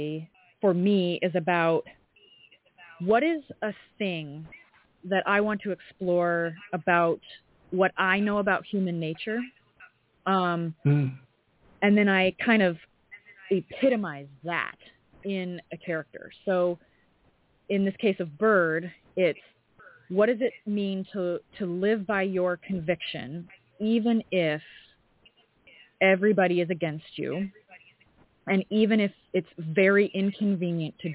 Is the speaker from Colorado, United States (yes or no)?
yes; Colorado, United States; I'm from Colorado